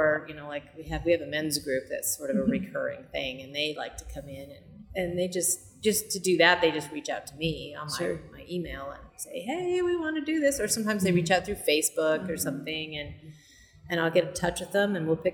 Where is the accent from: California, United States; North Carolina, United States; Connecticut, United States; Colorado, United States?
Colorado, United States; now in Kansas City, United States; I grew up in Colorado, up in the mountains